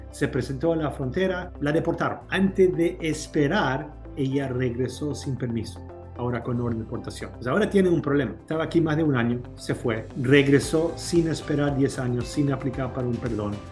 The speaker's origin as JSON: {"language": "Spanish", "country": "Chile", "moved": "yes", "lives_now": "United States", "said": "En los años 80, mi familia nos, nos venimos aquí de Chile, nos dieron una visa de seis meses, visa de turistas."}